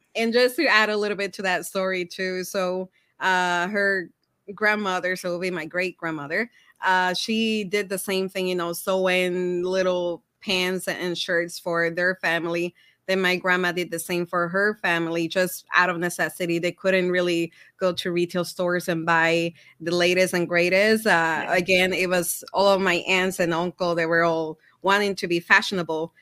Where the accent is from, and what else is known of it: Puerto Rico; moved away as an adult; now in Minnesota, United States